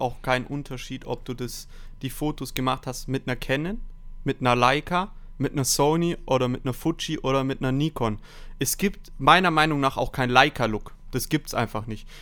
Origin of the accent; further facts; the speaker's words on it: Stuttgart, Baden-Württemberg, Germany; 22 Jahre alt, ich komme aus Stuttgart